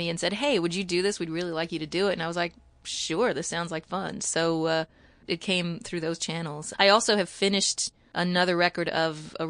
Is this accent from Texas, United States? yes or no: no; Kentucky, United States; now in Sullivan County, New York, United States; I grew up in Kentucky and, you know, in a small town